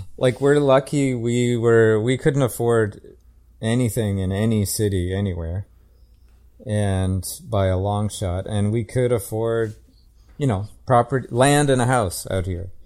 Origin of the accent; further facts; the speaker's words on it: Calgary, Alberta, Canada; I'm from, I grew up in Calgary